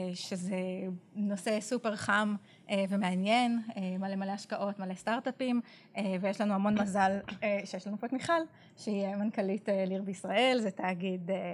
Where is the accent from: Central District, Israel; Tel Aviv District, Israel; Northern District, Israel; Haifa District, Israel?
Haifa District, Israel; Yagur; נולדתי בקיבוץ יגור